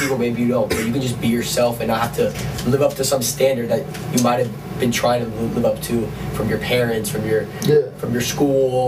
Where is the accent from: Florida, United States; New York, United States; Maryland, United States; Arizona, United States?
Florida, United States; Miami; moved away as an adult; I'm from Miami, as is Corey and Elliot and Mark and kind of Ben